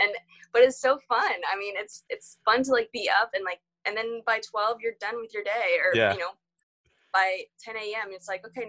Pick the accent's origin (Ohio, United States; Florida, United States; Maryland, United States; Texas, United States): Florida, United States; when I tell people here that I like, I'm from Florida, they're like, oh, why did you move here?